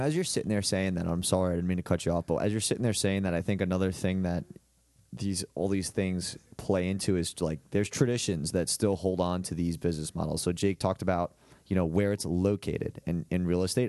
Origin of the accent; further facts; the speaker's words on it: Hicksville, New York, United States; moved away as an adult; now in Columbia, South Carolina, United States; I'm from Lo-, Long Island, okay? I play, uh, I'm from Hicksville. played at a high school called Saint Dominic's